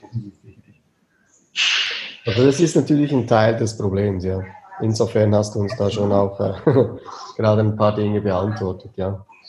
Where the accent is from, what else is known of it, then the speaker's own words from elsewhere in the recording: near Bern, Switzerland; Wir kommen aus der Nähe von Bern